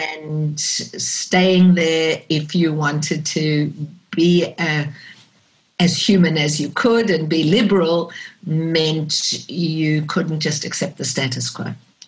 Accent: South Africa; growing up in South Africa during the apartheid era, there were two colors, black and white. And you couldn't not be aware of the fact that being white, I was privileged.

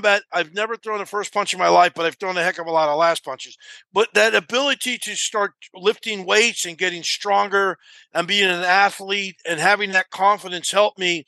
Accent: New Jersey, United States; I was growing up in New Jersey in a very tough area

